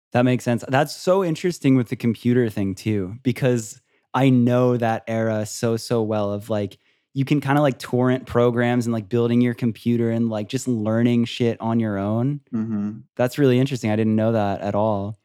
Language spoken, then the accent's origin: English; Florida, United States; I grew up in Florida, like by a beach town